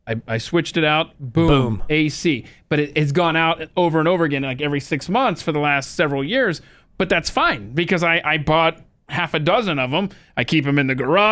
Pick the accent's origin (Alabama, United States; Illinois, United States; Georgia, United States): Georgia, United States; Atlanta; I grew up in Atlanta and I did not have air conditioning growing up